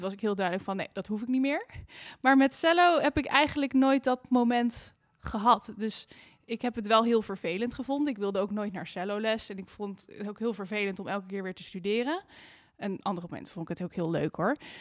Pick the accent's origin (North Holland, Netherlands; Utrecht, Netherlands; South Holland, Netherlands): Utrecht, Netherlands; Amersfoort; also born or lived in Amsterdam; ik kom uit Amersfoort. Daar ben ik op de muziekschool begonnen.